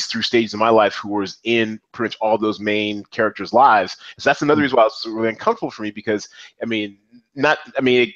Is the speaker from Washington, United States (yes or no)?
yes; Seattle, Washington, United States; I'm from Seattle